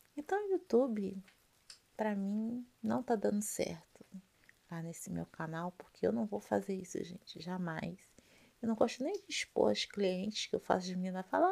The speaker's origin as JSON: {"language": "Portuguese", "region": "Rio de Janeiro", "country": "Brazil", "tie": "born or raised there", "moved": "yes", "lives_now": "Rio de Janeiro state, Brazil", "said": "eu sou carioca, carioca da Gema, tá? Nasci no Rio de Janeiro em 1972"}